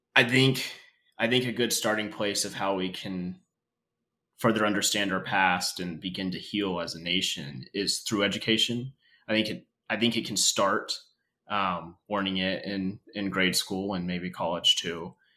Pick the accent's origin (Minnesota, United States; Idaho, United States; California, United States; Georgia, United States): Idaho, United States; North; growing up in North Idaho, going through the public school system